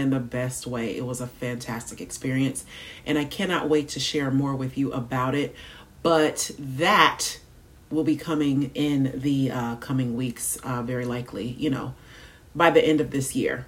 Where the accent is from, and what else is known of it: United States